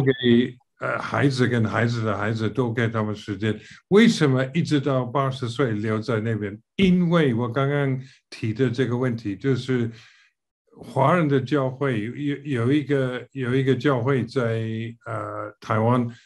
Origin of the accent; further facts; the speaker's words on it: United Kingdom; Chinese is a second language; moved away as an adult; also born or lived in Taiwan / mainland China / Singapore; 虽然我是英国人